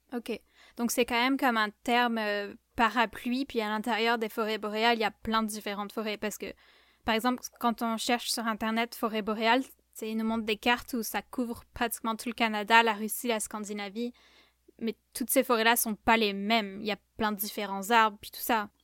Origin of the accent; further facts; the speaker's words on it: southern France, France; moved away; je viens du sud de la France